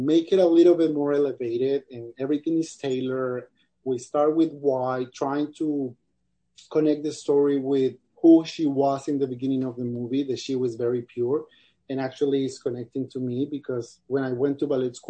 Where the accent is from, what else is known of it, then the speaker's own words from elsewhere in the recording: Cali, Valle del Cauca, Colombia; moved away; the city I grew up, or actually in Colombia